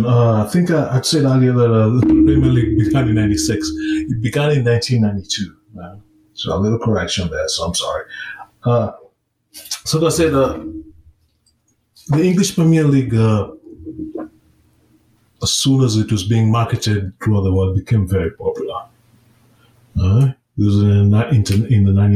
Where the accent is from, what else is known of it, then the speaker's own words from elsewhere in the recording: Kenya; I was growing up in Kenya